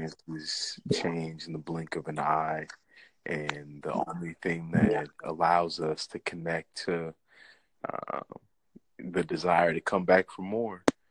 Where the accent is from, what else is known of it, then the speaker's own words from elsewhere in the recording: Midwest, United States; United States, Midwest